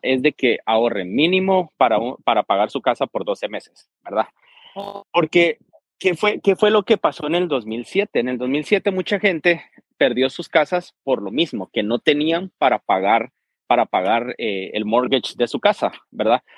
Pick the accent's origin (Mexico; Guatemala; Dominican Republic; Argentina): Guatemala; moved away as an adult; also born or lived in California; now in United States; prácticamente crecí toda mi vida en Guatemala